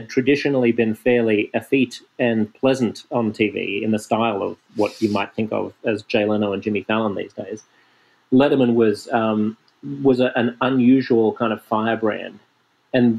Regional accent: Sydney, New South Wales, Australia; I was growing up in Sydney

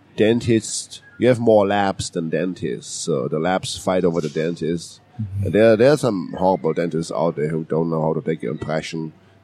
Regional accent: Germany; English is a second language; now in United States; I was born in Germany and lived there for quite some time. That gives you the funky accent.

